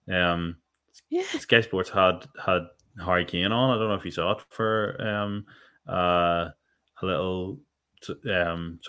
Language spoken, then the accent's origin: English; Northern Ireland, United Kingdom; we're Irish, because we're Northern Irish